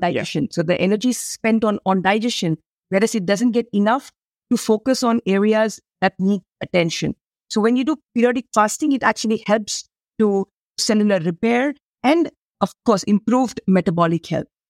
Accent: India; I come from India. We have a land of spices

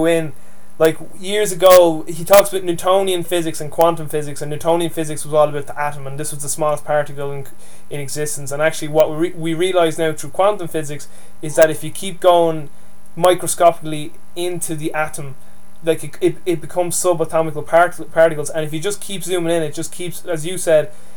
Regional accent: Dublin, Leinster, Ireland; accent: Dublin Irish; I speak to you with my Dublin Irish accent

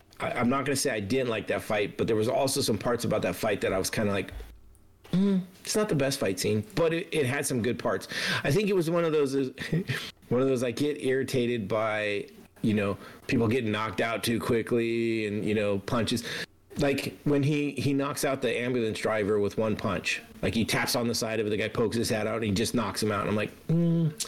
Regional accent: Sacramento, California, United States; Sacramento, which is my hometown

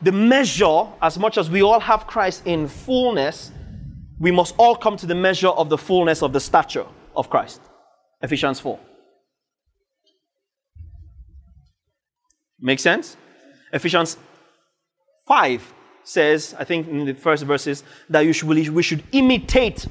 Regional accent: Northern Nigeria, Nigeria; I grew up in northern Nigeria. I speak Hausa

